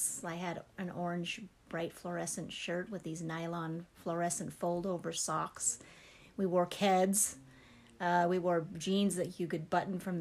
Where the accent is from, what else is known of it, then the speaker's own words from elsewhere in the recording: Las Vegas, Nevada, United States; moved away as an adult; now in Montana, United States; I was born and raised in Las Vegas, Nevada